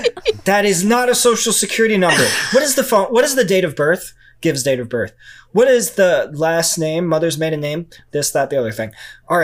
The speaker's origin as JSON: {"language": "English", "region": "New York", "country": "United States", "said": "It's calls from New York, so I'm from New York."}